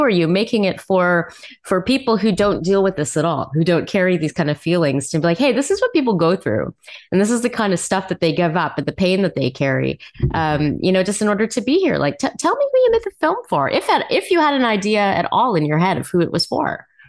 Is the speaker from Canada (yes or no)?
yes; Montreal, Quebec, Canada; I was born in Montreal